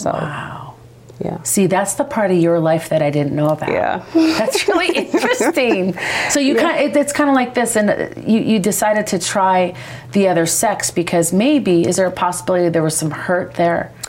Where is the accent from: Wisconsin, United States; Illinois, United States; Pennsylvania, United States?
Illinois, United States; Chicago; I grew up in Chicago.